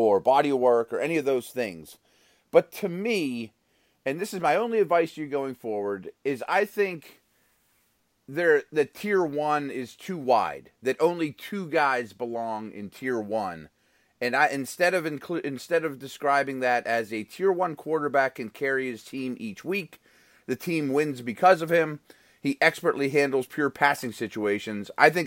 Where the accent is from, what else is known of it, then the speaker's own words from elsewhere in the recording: Pittsburgh, Pennsylvania, United States; because I'm from Pittsburgh.